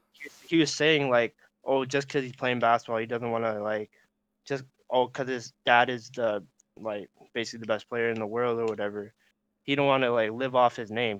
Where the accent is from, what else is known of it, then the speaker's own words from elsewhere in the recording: Regina, Saskatchewan, Canada; we're from Regina, like I would say like we I would say small city